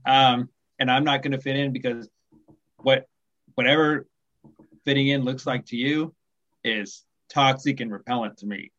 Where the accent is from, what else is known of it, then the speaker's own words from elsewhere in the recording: Kansas, United States; now in Fallbrook, United States; I live in Southern California now, but I grew up in the Midwest, Midwestern United States. I grew up right in the middle. I grew up in Kansas